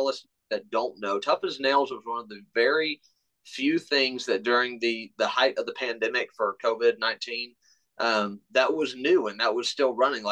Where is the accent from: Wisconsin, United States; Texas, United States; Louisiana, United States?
Texas, United States; Austin; moved away as an adult; now in Churchill, Tennessee, United States; Born and raised in Austin, Texas